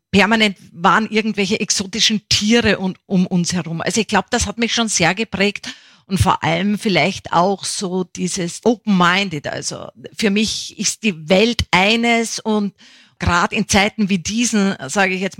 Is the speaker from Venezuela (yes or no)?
no; Upper Austria, Austria; also born or lived in Bavaria; weil mein Vater ist ja Niederösterreicher, 100 Kilometer Kilometer Wiener. Meine Mutter stammt aus Bayern und aufgewachsen bin ich dann in Oberösterreich.